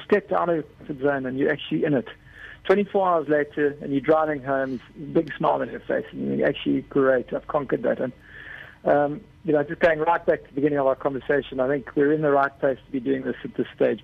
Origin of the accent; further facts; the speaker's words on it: South Africa; I'm South African